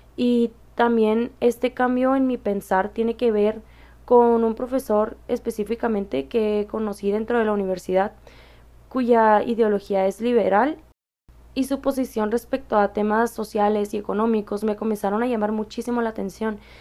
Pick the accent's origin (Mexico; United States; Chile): Mexico; Mexicali, Baja California; soy de Mexicali, Baja California